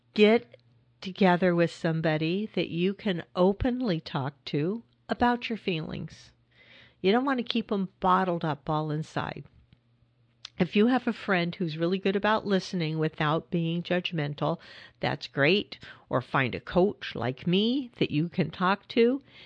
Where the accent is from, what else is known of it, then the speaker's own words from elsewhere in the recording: California, United States; I grew up in California